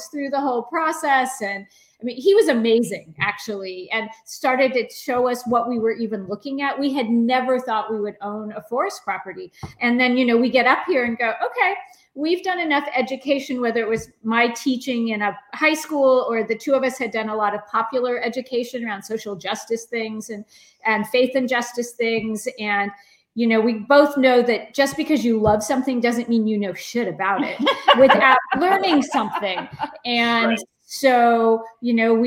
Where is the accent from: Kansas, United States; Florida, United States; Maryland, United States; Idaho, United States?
Idaho, United States; also born or lived in California; now in Oregon, United States; I grew up in Idaho with trees, conifers everywhere.